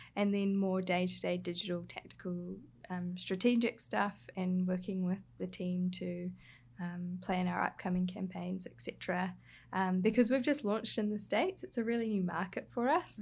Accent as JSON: {"language": "English", "region": "Hawke's Bay", "country": "New Zealand", "tie": "born or raised there", "moved": "yes", "said": "I grew up in Hawke's Bay in New Zealand, so that's on the coast, east coast, of the North Island"}